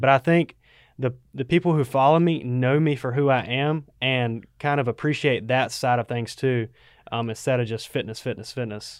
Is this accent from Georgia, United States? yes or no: yes; Waycross, Georgia, United States; also born or lived in Statesboro, Georgia; I'm from Waycross